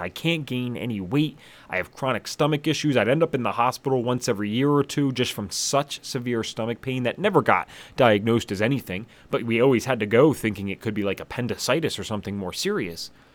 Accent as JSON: {"language": "English", "region": "southeast Pennsylvania", "country": "United States", "tie": "born or raised there", "said": "I grew up in Pennsylvania, about forty-five minutes northeast of Philadelphia, very far southeast Pennsylvania"}